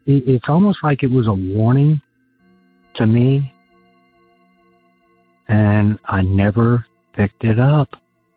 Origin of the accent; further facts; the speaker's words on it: Gladwyne, Pennsylvania, United States; I grew up in Gladwin, Pennsylvania, which is outside of Philadelphia